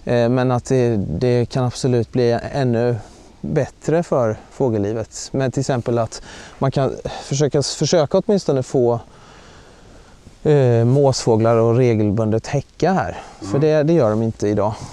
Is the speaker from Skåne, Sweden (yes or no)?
no; Mullsjö, Jönköping County, Sweden; moved away as an adult; also born or lived in Uppsala; now in Uppland, Sweden; jag kommer ju från Västergötland från början, från Mullsjö som ligger i gränsen mot eh, Småland, nära Jönköping.